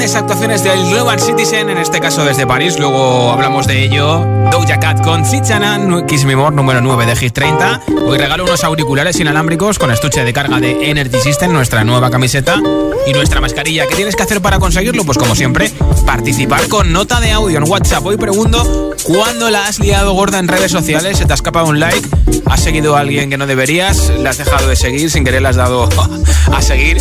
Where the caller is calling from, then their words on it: Madrid, Community of Madrid, Spain; llamo desde Madrid